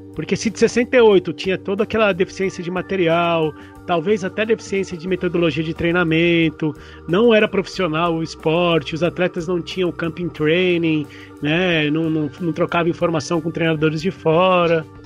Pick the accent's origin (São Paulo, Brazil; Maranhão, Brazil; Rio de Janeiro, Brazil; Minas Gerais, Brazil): São Paulo, Brazil; eu sou paulistano